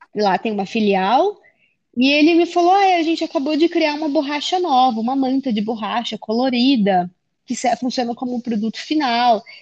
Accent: Acre, Brazil; born or raised there; moved away as an adult; also born or lived in England; now in São Paulo, Brazil

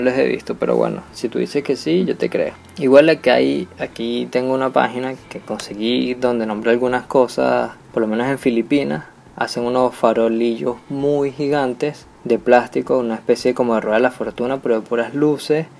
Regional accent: Venezuela; como venezolanos tenemos obviamente otra cultura completamente distinta a la del resto del mundo

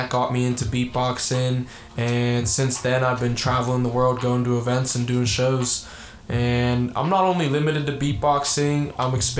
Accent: Pittsburgh, Pennsylvania, United States; also born or lived in Bulgaria; I grew up in Pittsburgh my whole life. I never lived anywhere else.

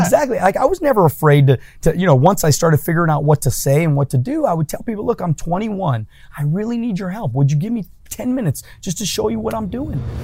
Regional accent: El Monte, California, United States; my my first ten years, I grew up in El Monte, okay. California

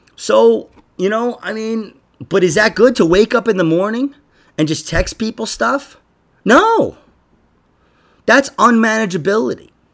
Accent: New York, United States; I'm from New York

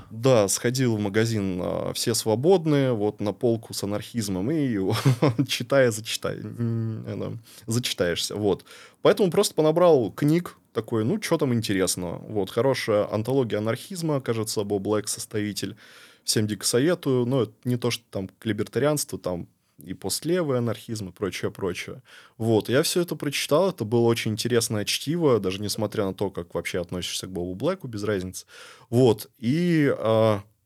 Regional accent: Barnaul, Altai Krai, Russia; moved away as an adult; also born or lived in Saint Petersburg; now in Montenegro; я рос в Барнауле, я реально люблю Барнаул

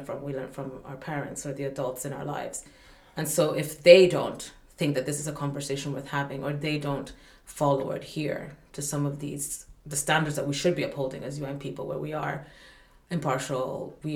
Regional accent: Malawi; I come from Africa in the end, I come from Malawi

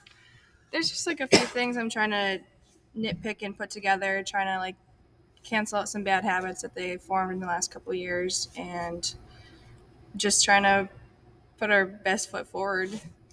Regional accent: Lake Linden, Michigan, United States; I'm alumni from Lake Linden

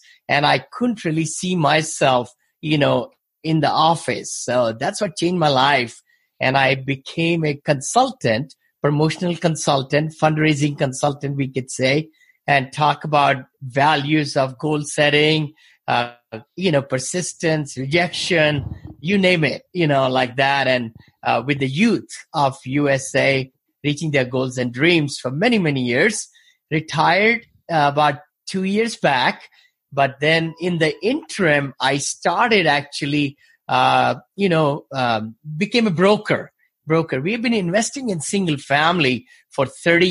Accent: India; moved away as an adult; now in United States; I came from India originally.

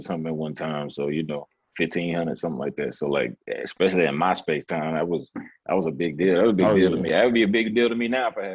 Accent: Reidsville, North Carolina, United States; I'm from Reeville, North Carolina, little town, 336, your hometown

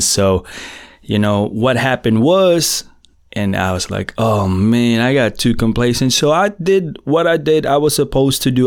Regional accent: Philippines; first language Filipino; English is a second language; in my native tongue, Filipino, I'm Filipino

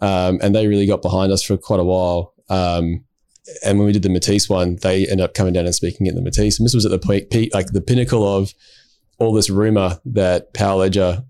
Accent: Perth, Western Australia, Australia; we're both from Perth, both met up through Perth Crypto Crew back in the day

